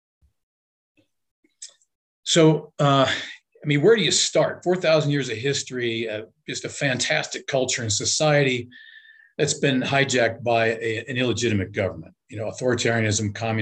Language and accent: English; Los Angeles, California, United States; moved away as an adult; I grew up in Los Angeles in pretty sketchy circumstances after a broken family